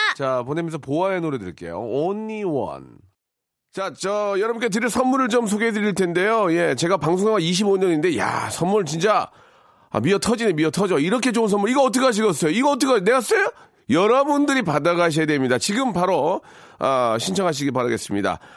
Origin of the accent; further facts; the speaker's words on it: Jeolla, South Korea; 전 전라도 쪽인데